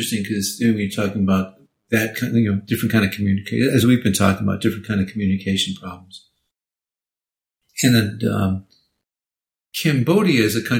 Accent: Japan; Well, I'm from Japan. And, of course, they get confused. But once they realize that we spoke Japanese, then they wanted to practice Japanese.

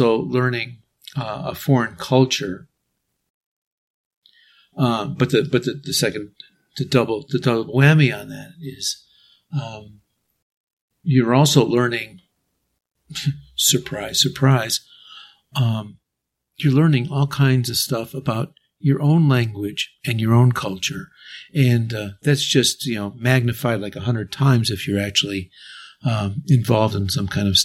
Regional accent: United States; moved away; also born or lived in Japan / Mexico; my home country, United States

